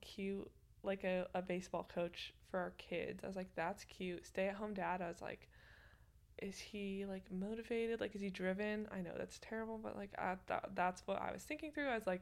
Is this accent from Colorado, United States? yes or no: yes; Colorado, United States; I'm from Colorado